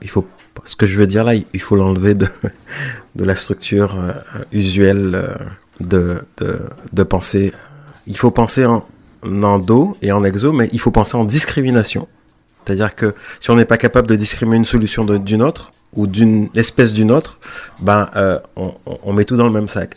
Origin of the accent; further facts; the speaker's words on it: Pointe-à-Pitre, Guadeloupe; moved away; je suis né à Pointe-à-Pitre